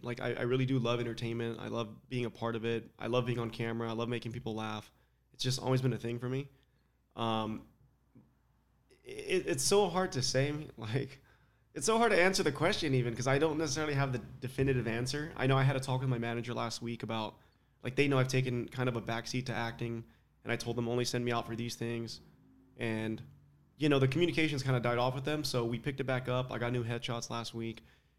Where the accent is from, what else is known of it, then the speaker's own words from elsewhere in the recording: Palm Springs, California, United States; Palm Springs, so I'm California.